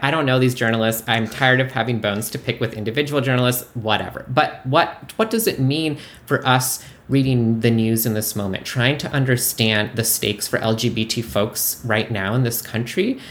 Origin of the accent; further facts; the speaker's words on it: Canada; now in United States; I'm famously from Canada. I'm an immigrant, and I voted for the first time in this midterm